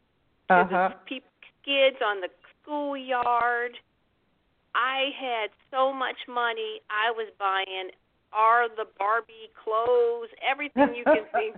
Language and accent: English; Chicago, Illinois, United States; when I was 9 years old, growing up in Chicago